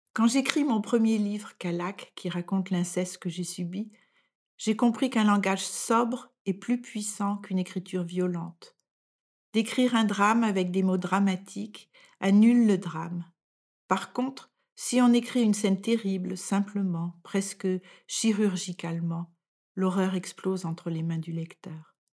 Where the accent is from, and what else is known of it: France; moved away as an adult; now in Denmark